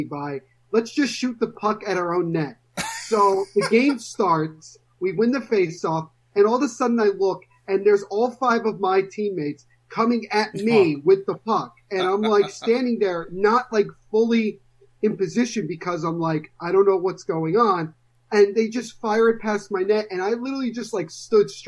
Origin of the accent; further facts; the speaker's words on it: Little Silver, New Jersey, United States; I am from Little Silver, New Jersey